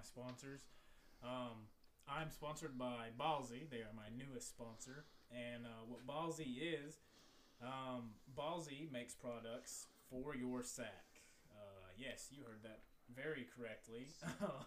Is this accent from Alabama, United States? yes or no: no; Virginia, United States; I was raised in Virginia